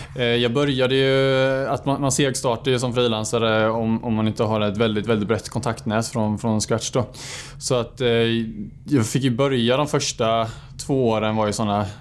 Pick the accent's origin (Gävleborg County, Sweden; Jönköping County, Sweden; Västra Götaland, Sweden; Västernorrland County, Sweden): Jönköping County, Sweden; Bankeryd; Jag är född och uppvuxen ute i Bankeryd